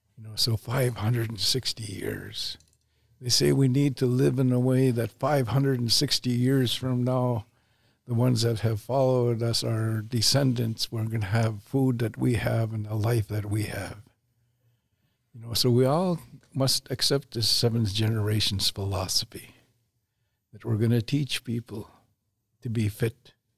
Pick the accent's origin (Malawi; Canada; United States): Canada; have the same nation, same nationality. We're Canadian.